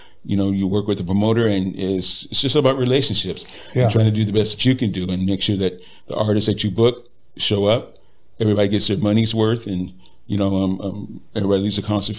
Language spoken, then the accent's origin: English; Riverside, California, United States; Riverside, California.